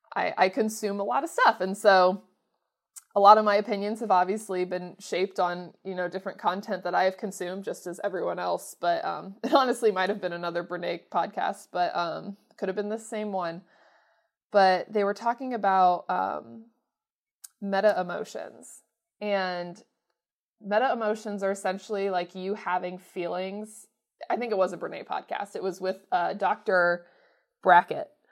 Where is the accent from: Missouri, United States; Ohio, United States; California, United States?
Ohio, United States; Mansfield; my hometown